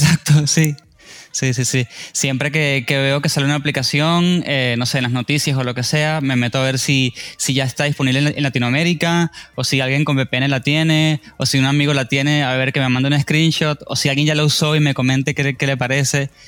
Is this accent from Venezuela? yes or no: yes; Venezuela; now in Argentina; soy venezolano